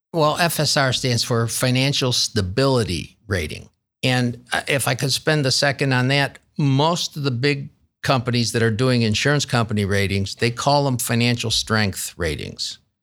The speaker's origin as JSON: {"language": "English", "town": "Rochester", "region": "New York", "country": "United States", "tie": "born or raised there", "accent": "upstate New York twang", "moved": "as an adult", "lives_now": "Columbus, United States", "said": "born and raised in Rochester, New York. And um, I, some of your listeners with a good ear will still hear that upstate New York twang"}